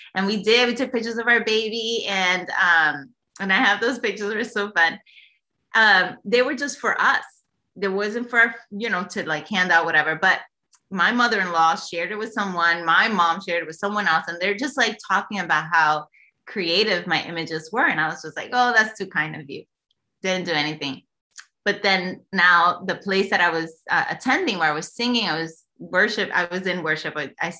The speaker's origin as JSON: {"language": "English", "town": "New York City", "region": "New York", "country": "United States", "tie": "born or raised there", "moved": "yes", "lives_now": "Texas, United States", "said": "I was born and raised in New York, in the creative state of New York City"}